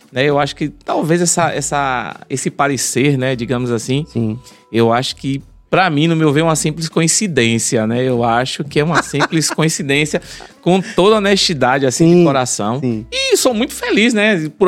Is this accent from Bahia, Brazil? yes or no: yes; Salvador, Bahia, Brazil; Não, sou de Salvador.